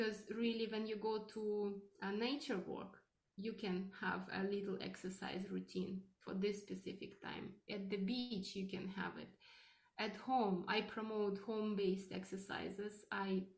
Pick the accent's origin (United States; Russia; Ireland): Russia; now in Canada; I am originally from Russia